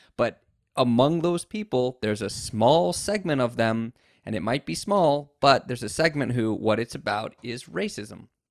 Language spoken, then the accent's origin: English; United States; now in Japan; an American living in Japan